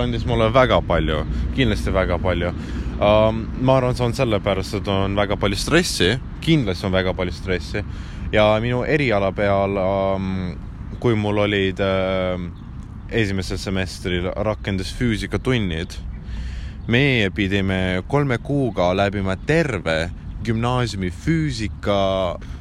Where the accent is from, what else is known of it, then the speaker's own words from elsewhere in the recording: Ida-Viru County, Estonia; Estonian is a second language; moved away as an adult; kui mina olin Ida-Virumaal